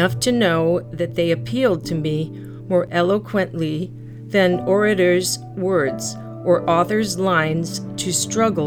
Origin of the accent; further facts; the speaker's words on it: Nebraska, United States; As a child, I grew up on the Nebraska plains